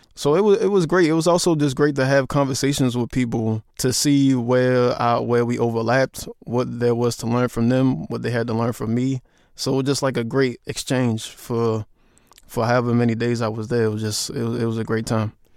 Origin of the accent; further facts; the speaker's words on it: Baltimore, Maryland, United States; I'm from Baltimore and we have Baltimore club music